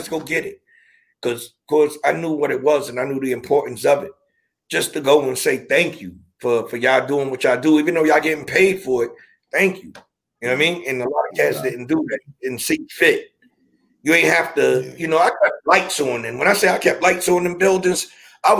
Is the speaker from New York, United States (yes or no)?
yes; New York City, New York, United States; also born or lived in Brooklyn / Long Island; born in Brooklyn, raised in Queens